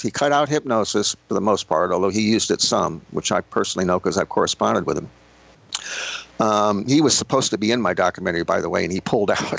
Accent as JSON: {"language": "English", "town": "Miami", "region": "Florida", "country": "United States", "tie": "born or raised there", "also_born_or_lived": "Long Island, New York / the South", "said": "I was born in Long Island, I grew up in Miami, I've spent, you know, time living in the South"}